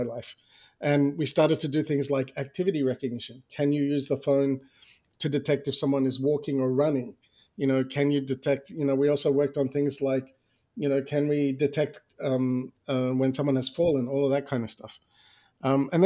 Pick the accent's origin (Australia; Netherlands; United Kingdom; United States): Australia; moved away; I was born and raised in Australia